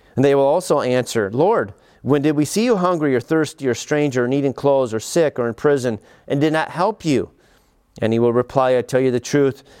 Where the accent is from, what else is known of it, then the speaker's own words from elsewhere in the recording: United States; as an American